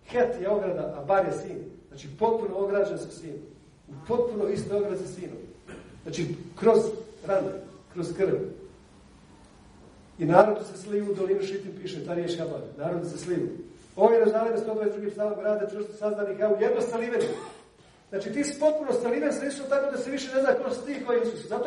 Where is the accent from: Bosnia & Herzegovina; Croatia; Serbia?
Bosnia & Herzegovina; kod nas u Bosni